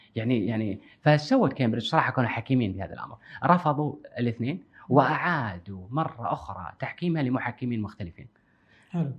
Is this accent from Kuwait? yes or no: yes; Kuwait; عندنا بالكويت